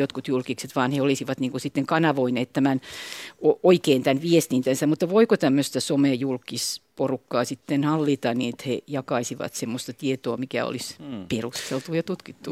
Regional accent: Espoo, Uusimaa, Finland; now in Vantaa, Finland; mä oon vantaalainen, mutta mä oon tosiaan Tapiolasta kotoisin synty, syntyjäni niin sieltä

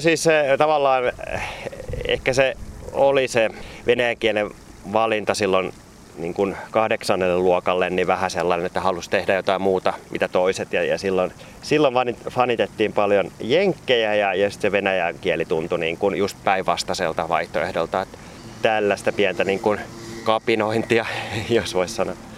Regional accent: Kouvola, Kymenlaakso, Finland; moved away as an adult; also born or lived in Elimäki, Finland / Moscow, Russia; Tämä on mun niin kun lapsuuden koti. Mä oon syntynyt tuossa Korjalla, Elimäellä, joka on nyt jo osa Kouvolaa ja sitten muuttanut viidennelle luokalle ihan tänne Kouvolaan

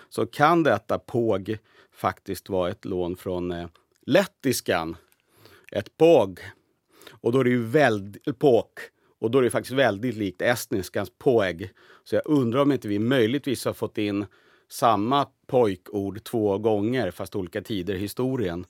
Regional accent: Sweden; now in Finland; jag, var nyss hemma i Sverige

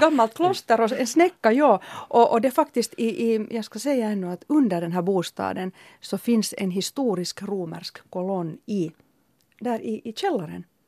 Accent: Helsinki, Uusimaa, Finland; jag är uppvuxen i Töle och för mig har naturen varit Hesperiaparken med hästkastanjerna

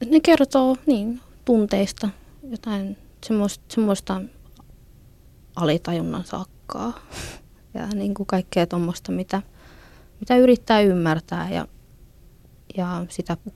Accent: Finland; first language Finnish; suomi on, on mulla äidinkieli. Et se on mun, se on kuitenkin se sillain niin kuin ykköskieli, että sillä mä ajattelen.

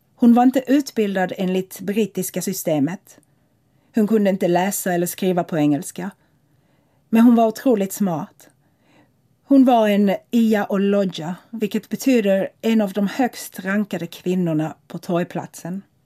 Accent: Lagos, Nigeria; also born or lived in Tampere, Finland / Malmö, Sweden; now in London, United Kingdom; Jag växte upp i Lagos, en spännande och mångfaldig stad som jag tycker alla som kan borde erfara.

